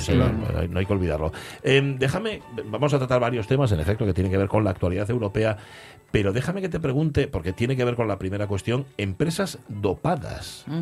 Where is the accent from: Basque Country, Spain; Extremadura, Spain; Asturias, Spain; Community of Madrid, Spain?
Asturias, Spain; Gijón; soy de Gijón